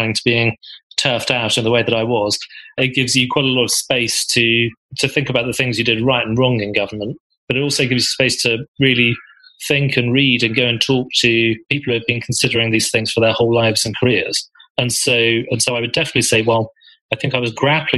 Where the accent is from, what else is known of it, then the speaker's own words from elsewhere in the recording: Birmingham, West Midlands, United Kingdom; my identity as a Brummie